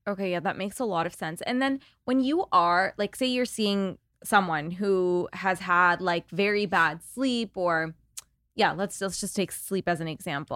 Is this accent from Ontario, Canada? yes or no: yes; Toronto, Ontario, Canada; now in Los Angeles, United States; I'm from Toronto